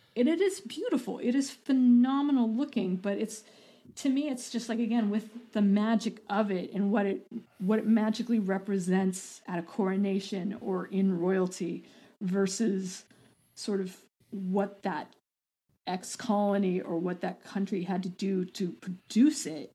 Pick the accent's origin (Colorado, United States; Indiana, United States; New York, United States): Colorado, United States; Boulder; I'm from Boulder